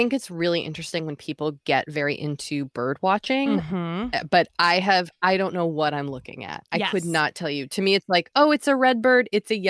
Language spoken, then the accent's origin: English; Boston, Massachusetts, United States; I'm from Boston. I went to college in Maine. Then I moved to New York City.